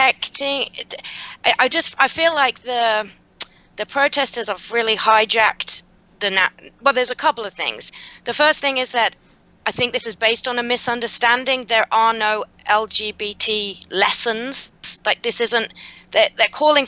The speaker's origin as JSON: {"language": "English", "town": "Birmingham", "region": "West Midlands", "country": "United Kingdom", "tie": "born or raised there", "moved": "as an adult", "lives_now": "United States", "said": "I grew up in Moseley, which is like the next little suburb over."}